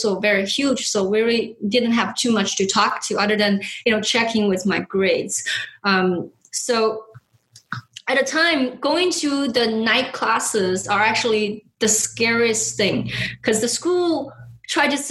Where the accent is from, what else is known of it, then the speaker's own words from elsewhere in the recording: China; moved away; I was born and raised in China